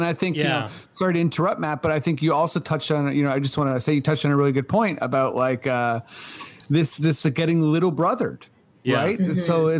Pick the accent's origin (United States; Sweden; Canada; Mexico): Canada; as a Canadian